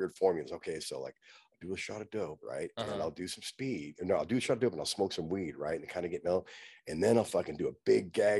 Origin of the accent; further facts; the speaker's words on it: Fullerton, California, United States; I grew up in Fullerton